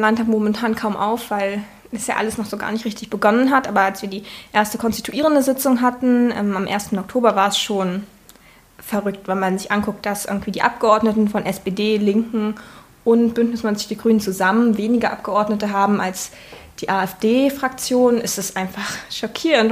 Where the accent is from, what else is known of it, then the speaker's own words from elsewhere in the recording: Saxony-Anhalt, Germany; moved away as an adult; now in Leipzig, Germany; Ich bin ähm, in Sachsen-Anhalt geboren und da zur Schule gegangen